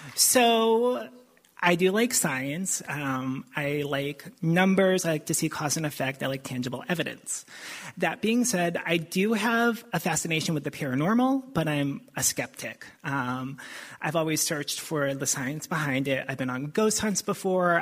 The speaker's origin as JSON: {"language": "English", "town": "Boston", "region": "Massachusetts", "country": "United States", "moved": "as an adult", "said": "we're from the Boston area. We've been down here for a couple of years now."}